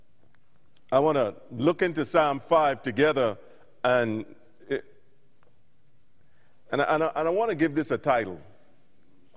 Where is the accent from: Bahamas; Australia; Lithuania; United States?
Bahamas; moved away; I'm from the Bahamas originally and moved away in early 90s